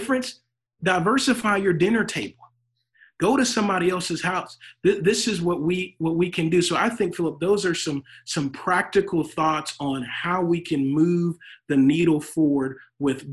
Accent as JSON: {"language": "English", "region": "Louisiana", "country": "United States", "moved": "yes", "lives_now": "Texas, United States", "said": "I'm from Louisiana. I may be in Texas now, but I'm from Louisiana."}